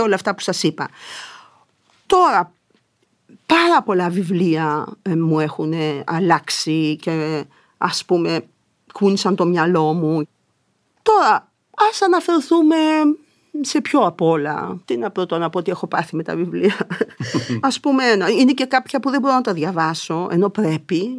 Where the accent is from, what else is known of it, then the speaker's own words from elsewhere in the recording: Thessaloniki, Central Macedonia, Greece; now in Athens, Greece; γιατί είμαι Θεσσαλονικιά, έπρεπε να επισκέφτομαι τη μητέρα μου και τον πατέρα μου στη Θεσσαλονίκη